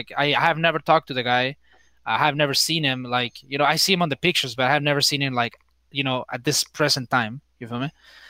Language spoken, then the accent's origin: English; Tijuana, Baja California, Mexico; I think, you know, in terms of like growing up, just going to school, living with my grandma.